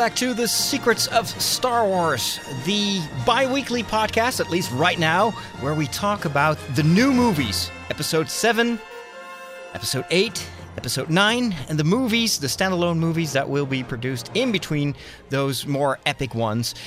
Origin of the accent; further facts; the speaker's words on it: Netherlands; I'm from the Netherlands